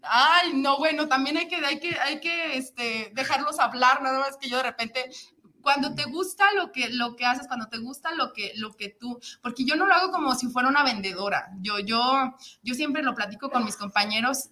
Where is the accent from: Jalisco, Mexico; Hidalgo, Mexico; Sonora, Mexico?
Jalisco, Mexico; Guadalajara; moved away as an adult; now in San Luis Potosí, Mexico; yo soy de aquí de Guadalajara, pero ya tengo tiempo viviendo